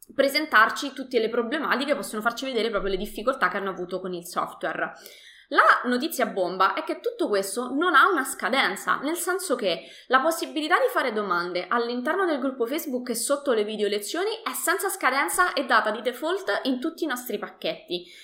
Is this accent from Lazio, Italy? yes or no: yes; Latina, Lazio, Italy; io uh, sono di Latina